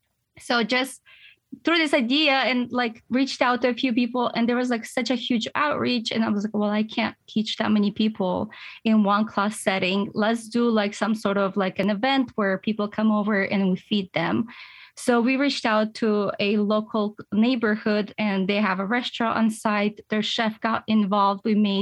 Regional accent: Western Ukraine, Ukraine; now in Nashville, United States; I come originally from Western part of Ukraine, and I have a lot of resources there. I know a lot of people.

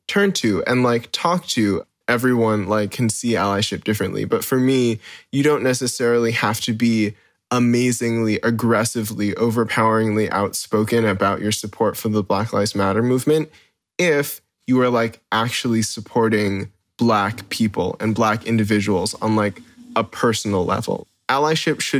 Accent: Hawaii, United States; I grew up here in Hawaii

